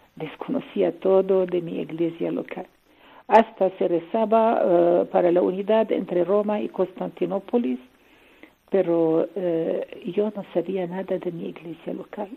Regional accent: Lebanon; Spanish is a second language; moved away; also born or lived in Syria; Mi madre es libanesa y yo nací en Líbano y tengo la nacionalidad libanesa.

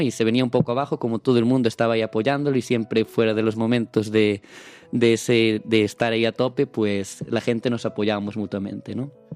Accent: Palas de Rei, Galicia, Spain; yo soy de Palas de Rey, un pueblecito en la provincia de Lugo

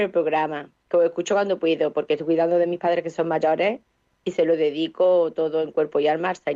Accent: Córdoba, Andalusia, Spain; Cordobesa de Los Pies a la Cabeza.

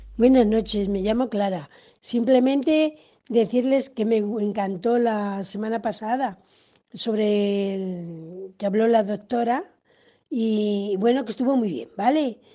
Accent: Honduras; moved away as an adult; now in Spain; soy de Honduras y ya tengo más de tres años de estar aquí en España

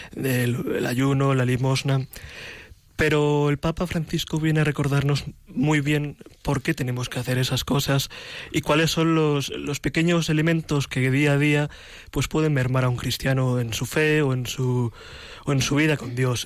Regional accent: Madrid, Community of Madrid, Spain; soy un joven, un joven cristiano, original de Madrid

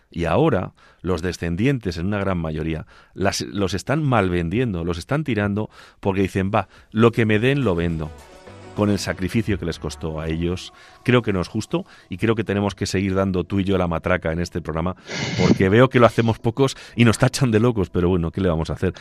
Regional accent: Agudo, Castilla-La Mancha, Spain; he acabado en mi pueblo, en Agudo

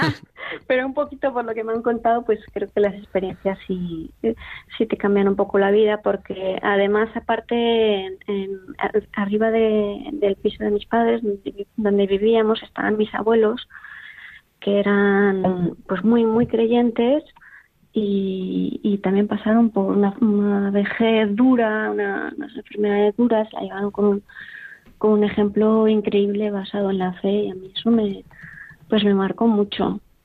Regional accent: Valencia, Valencian Community, Spain; now in Pamplona, Spain; soy original de Valencia, pero en realidad nací aquí

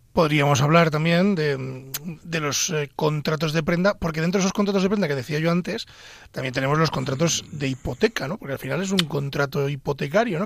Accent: Pedro Bernardo, Castile and León, Spain; las fiestas de mi pueblo el último día de, verbena, allá por las fiestas del Cristo, en Pedro Bernardo.

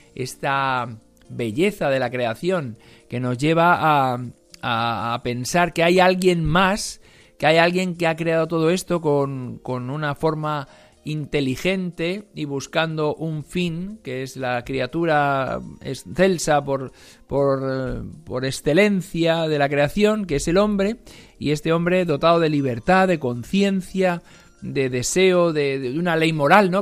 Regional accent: Algete, Community of Madrid, Spain; en mi pueblo, de donde yo soy, en Algete

